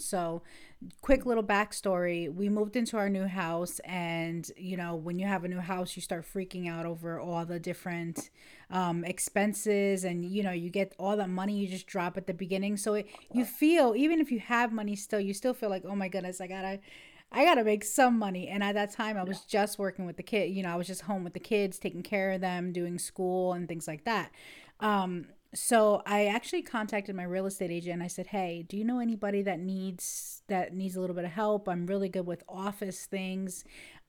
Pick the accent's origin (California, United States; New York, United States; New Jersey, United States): New York, United States; now in Ohio, United States; I am from Ohio, originally from New York State